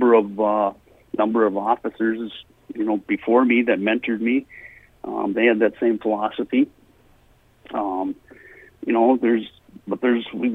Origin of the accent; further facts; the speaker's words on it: Mora, Minnesota, United States; I grew up in Mora and went to high school here and grade school, high school. Spent my whole life here